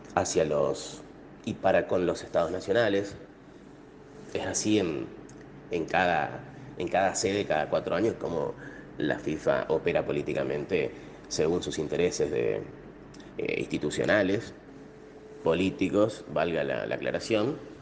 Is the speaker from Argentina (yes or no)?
yes; Argentina; Como argentino y latinoamericano